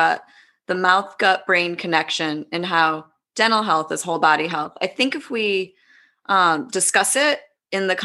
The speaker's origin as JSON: {"language": "English", "region": "East Coast", "country": "United States", "tie": "born or raised there", "moved": "as an adult", "lives_now": "West Coast, United States", "said": "I grew up on the East Coast, lived, you know, first half of my life out there, second half of my life out on the West Coast"}